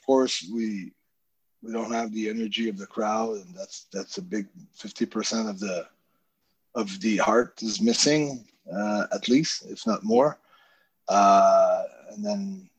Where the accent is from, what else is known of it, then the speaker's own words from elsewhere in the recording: Canada; I'm from Canada